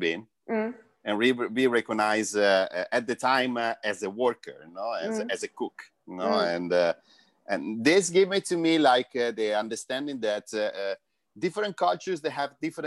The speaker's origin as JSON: {"language": "English", "town": "Florence", "region": "Tuscany", "country": "Italy", "moved": "yes", "said": "I'm from Florence"}